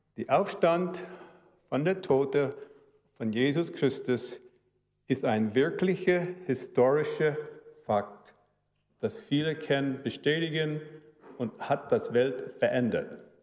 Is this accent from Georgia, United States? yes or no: no; Chicago, Illinois, United States; German is a second language; also born or lived in Cologne, Germany; Meine Eltern waren Deutsche, Chicago, Dennis, wo ich bin aufgewachsen